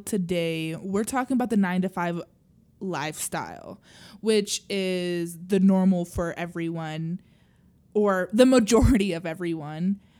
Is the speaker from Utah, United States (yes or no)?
yes; Utah, United States; I grew up in Utah